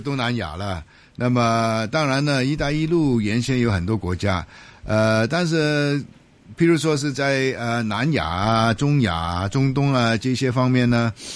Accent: Hong Kong; 我们香港人

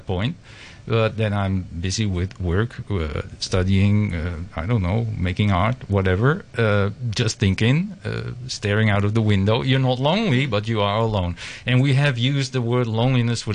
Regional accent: Amsterdam, North Holland, Netherlands; moved away as an adult; now in Hong Kong; I come from the Netherlands, Amsterdam

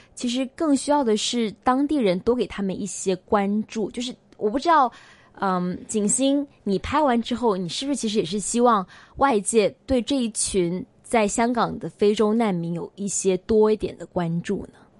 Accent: China; moved away as an adult; now in Hong Kong; 我们离开内地来香港求学

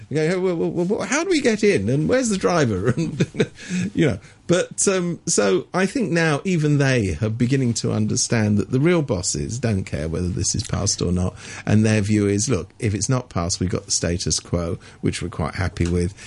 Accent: England, United Kingdom; I was brought up in England when we people like me went to university without having to pay for it

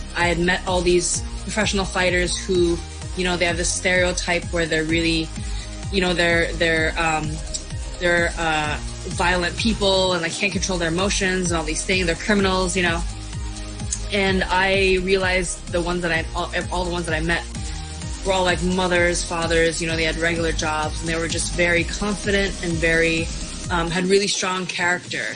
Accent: Hong Kong; moved away as an adult; now in Shanghai, China; I grew up in Hong Kong and I am a professional MMA fighter currently based out of Shanghai

